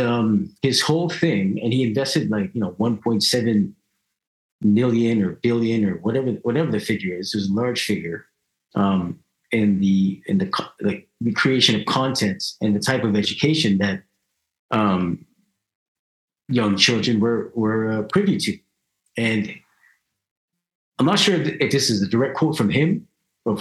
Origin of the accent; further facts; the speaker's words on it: Canada; I'm happy that I'm born here. You know, I'm glad that I was raised here. You know, it's cool growing up in Canada